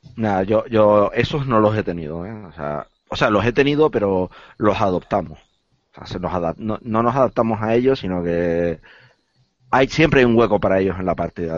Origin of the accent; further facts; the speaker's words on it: Las Palmas, Canary Islands, Spain; yo soy de las islas, yo soy de, de Las Palmas